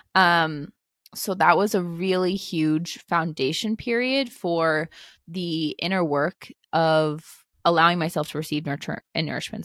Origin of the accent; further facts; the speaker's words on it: East Coast of the United States, United States; I grew up on the East Coast of the United States